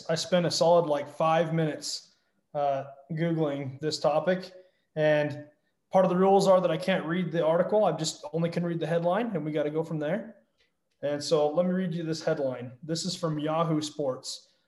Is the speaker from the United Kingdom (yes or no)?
no; Central Utah, United States; from Central Utah the better part of Utah